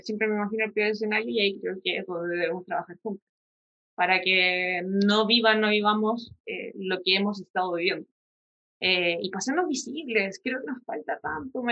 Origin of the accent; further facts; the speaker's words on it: San Javier, Maule, Chile; also born or lived in Talca; yo me crié en San Javier, que es un pueblo chico, infierno grande